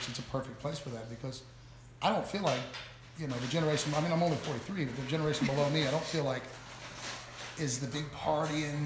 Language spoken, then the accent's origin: English; Nashville, Tennessee, United States; moved away; also born or lived in Florida; I grew up in Nashville